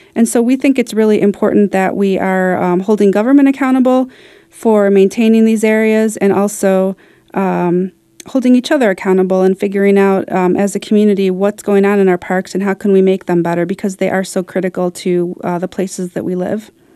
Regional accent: Detroit, Michigan, United States; I grew up kinda near Baldock Park, so I went there a bit to sled when I was a kid. And I really, I used, it used to be Angel Park in Detroit

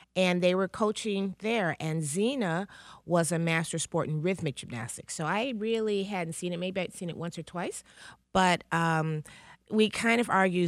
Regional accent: Detroit, Michigan, United States; raising, living in, and growing up in Detroit

